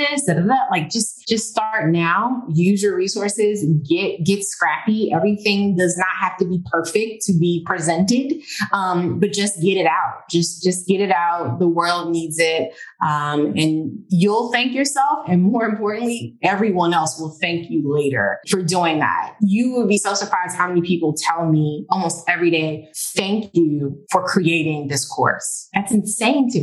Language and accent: English; Washington, District of Columbia, United States; also born or lived in Maryland; now in Miami, United States; if anyone is in the Washington, DC area, that's my hometown